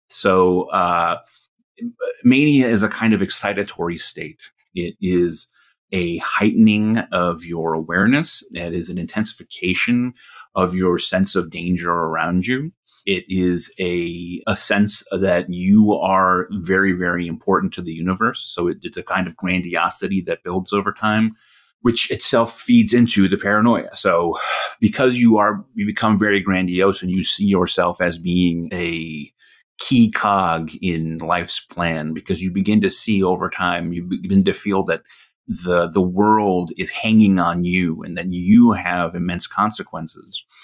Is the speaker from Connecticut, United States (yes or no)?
yes; Connecticut, United States; I was living alone in this tiny apartment in my hometown in Connecticut